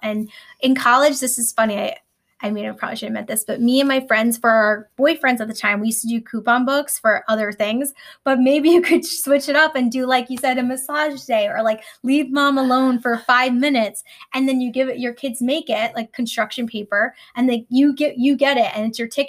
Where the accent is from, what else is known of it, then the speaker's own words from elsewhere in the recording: New York, United States; I'm a New Yorker